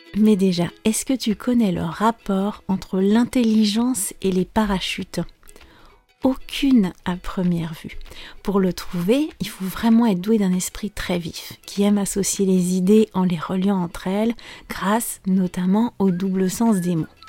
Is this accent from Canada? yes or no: no; France